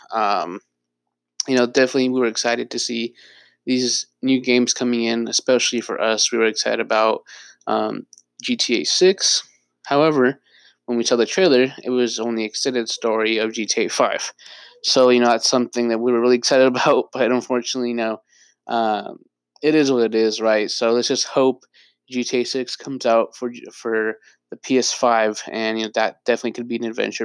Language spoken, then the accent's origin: English; Bay Area, California, United States; I was born and raised in the Bay Area.